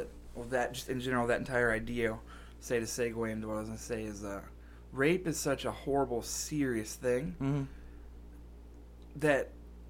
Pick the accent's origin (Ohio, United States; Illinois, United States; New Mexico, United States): Ohio, United States; Cincinnati; I'm from Cincinnati